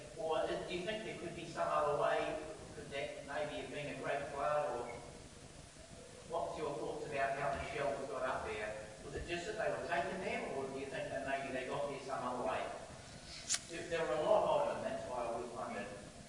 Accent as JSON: {"language": "English", "region": "Wellington", "country": "New Zealand", "tie": "born or raised there", "said": "As a boy, I grew up in Wellington, Tikehau Bay, exactly."}